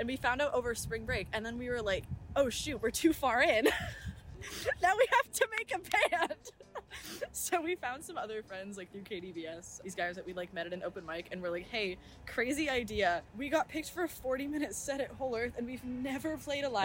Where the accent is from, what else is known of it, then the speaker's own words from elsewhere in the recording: Davis, California, United States; I'm from Davis